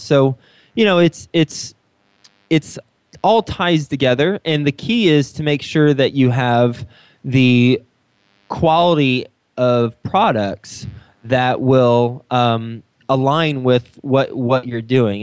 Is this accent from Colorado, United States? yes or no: no; Texas, United States; moved away as an adult; also born or lived in New York City; now in Cincinnati, United States; i'm from Texas. I lived in New York City the last 10 years and now I've I've lived in Cincinnati for about 8 months